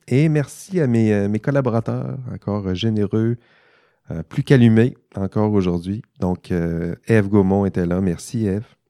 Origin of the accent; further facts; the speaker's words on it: Quebec, Canada; accent: Saguenay-Lac-Saint-Jean; c'est mon accent du Saguenay-Lac-Saint-Jean qui, euh, ressort